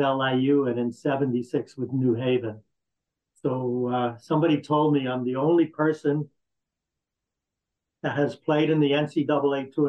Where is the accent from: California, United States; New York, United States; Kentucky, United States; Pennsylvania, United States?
New York, United States; New York City; moved away; also born or lived in New Haven; I grew up in New York City, 5 subway stops from Madison Square Garden